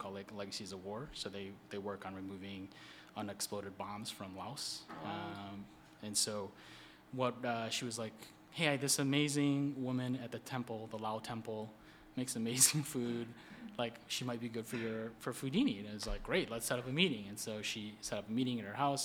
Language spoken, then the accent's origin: English; Minnesota, United States; moved away as an adult; now in Washington, D.C., United States; there was a large Southeast Asian Hmong community in Minnesota. So that's where I grew up